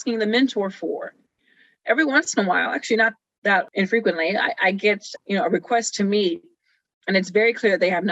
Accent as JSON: {"language": "English", "town": "Rialto", "region": "California", "country": "United States", "tie": "born or raised there", "also_born_or_lived": "Pomona, California", "said": "I came from Rialto, California. Actually, I was born in Pomona, California, but then we moved to Rialto."}